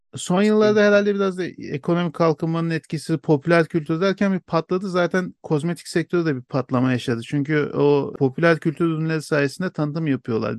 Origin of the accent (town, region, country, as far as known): Turkey